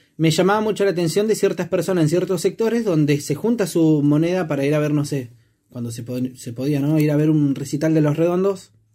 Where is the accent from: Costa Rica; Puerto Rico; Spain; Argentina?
Argentina; los billetes que teníamos acá en Argentina